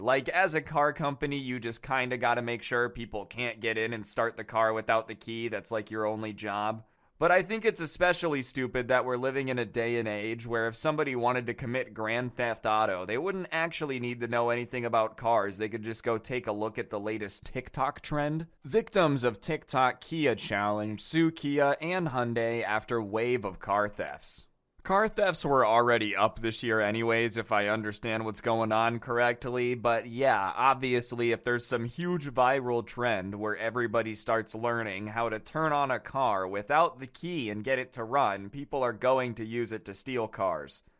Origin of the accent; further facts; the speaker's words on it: United States; I'm an American